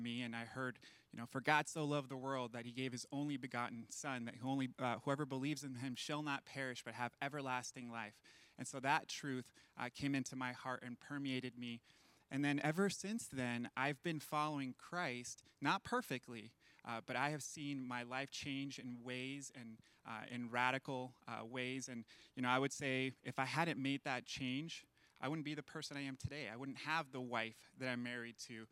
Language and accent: English; Las Vegas, Nevada, United States; also born or lived in Venezuela; my mom, my brother, and I moved from Venezuela to Las Vegas when I was 6 years old